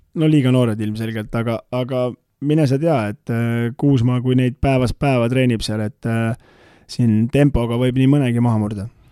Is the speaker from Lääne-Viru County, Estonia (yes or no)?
yes; Tamsalu, Lääne-Viru County, Estonia; also born or lived in Rae, Harju County; minu kodukandi tiim